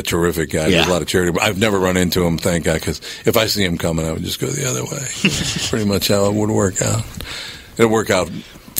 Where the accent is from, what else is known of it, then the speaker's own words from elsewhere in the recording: Minnesota, United States; I'm from Minnesota and all. I get around a little bit